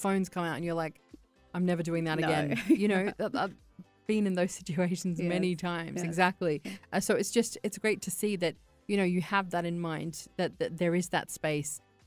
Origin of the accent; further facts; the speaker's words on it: Australia; now in United Arab Emirates; I grew up in Australia